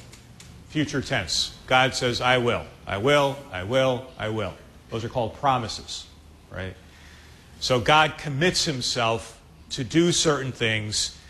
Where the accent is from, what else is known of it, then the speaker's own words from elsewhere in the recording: Chicago, Illinois, United States; I'm from Chicago